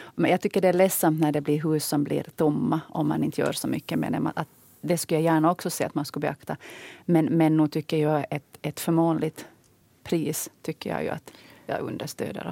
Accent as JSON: {"language": "Swedish", "region": "Ostrobothnia", "country": "Finland", "moved": "yes", "said": "jag som själv kommer från Österbotten"}